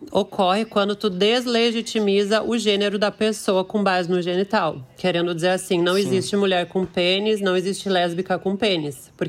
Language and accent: Portuguese; Porto Alegre, Rio Grande do Sul, Brazil; Eu sou de Porto Alegre, Rio Grande do Sul.